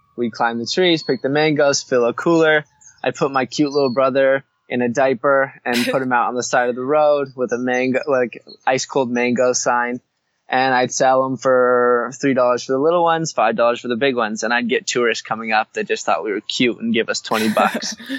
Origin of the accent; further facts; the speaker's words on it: Hawaii, United States; growing up in Hawaii, you're just surrounded by beauty